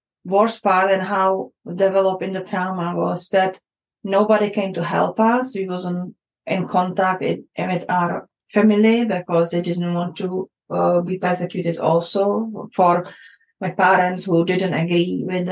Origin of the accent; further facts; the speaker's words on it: Prague, Czechia; moved away; I grew up in Czech Republic, in that time called Czechoslovakia, in the time of communism era.